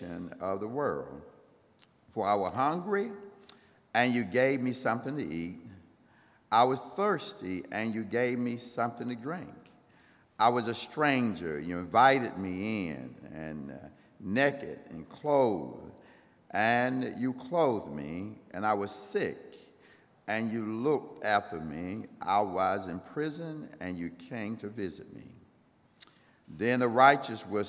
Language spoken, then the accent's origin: English; Greenville, United States; I grew up right here in Greenville